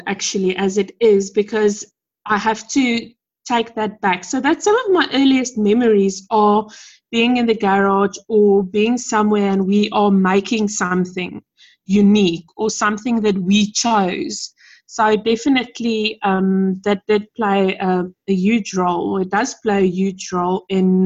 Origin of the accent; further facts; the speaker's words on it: Pretoria, Gauteng, South Africa; I come from Pretoria. I've lived and stayed here my entire life.